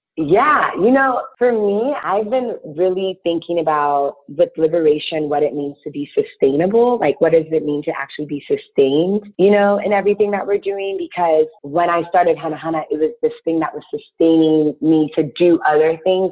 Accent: Ghana; now in Chicago, United States; I'm Ghanaian and I use shea butter as a child

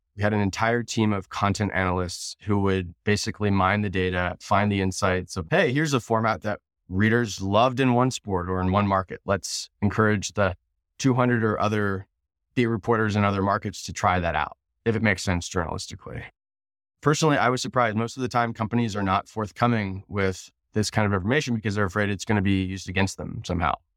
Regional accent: Cincinnati, Ohio, United States; moved away; also born or lived in San Francisco; I'm from Cincinnati

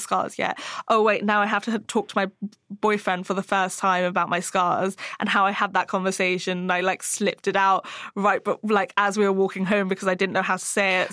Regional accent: Hong Kong; moved away; I grew up in Hong Kong

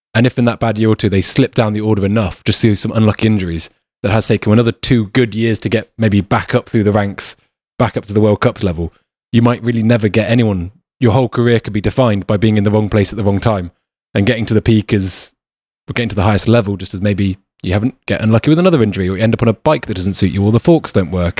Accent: United Kingdom; also born or lived in New Zealand; I wouldn't say us Brits were kind of pompous

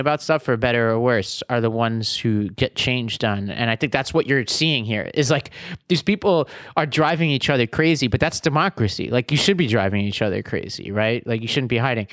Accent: New York City, New York, United States; I come from Staten Island, where the right to be rude is inalienable.

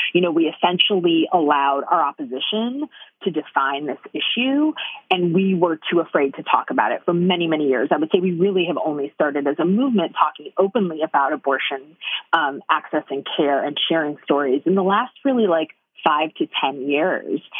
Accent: Detroit, Michigan, United States; I grew up in Detroit

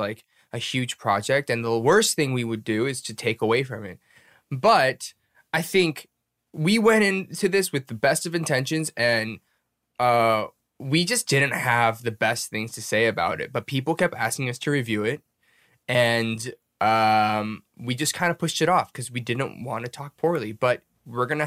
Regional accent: United States; as an American

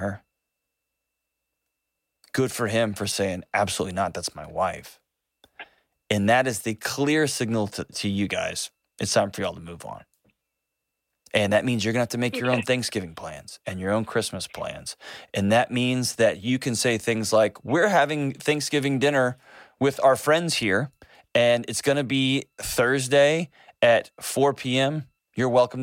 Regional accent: Texas, United States; I'm from Texas

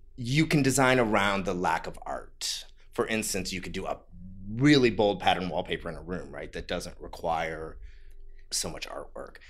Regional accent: Ohio, United States; moved away; also born or lived in San Francisco; I'm from the Midwest. I'm from Ohio.

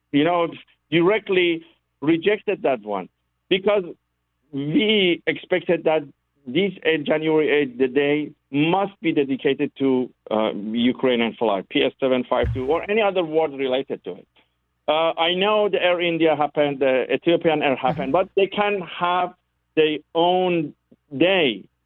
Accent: Canada; English is a second language; I think that they deserve, as a Canadian, for the future, to people know and remember them

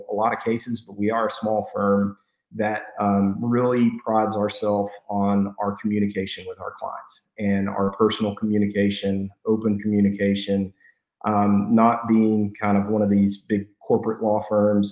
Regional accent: Post, Texas, United States; I'm from Post

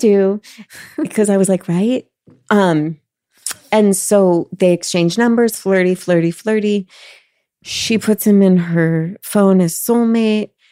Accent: Los Angeles, California, United States; We grew up in Los Angeles

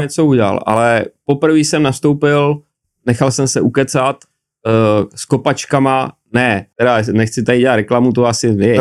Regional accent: Prague, Czechia; also born or lived in Čáslav / Třemošnice; my jsme bydleli tady na na Jižňáku v paneláku

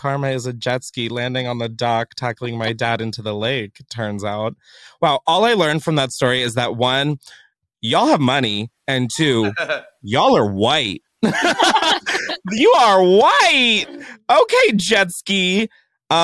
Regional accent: Delaware, United States; I'm from Delaware.

